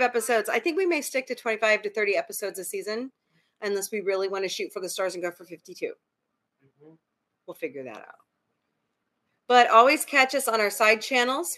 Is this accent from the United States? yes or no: yes; United States; I'm an American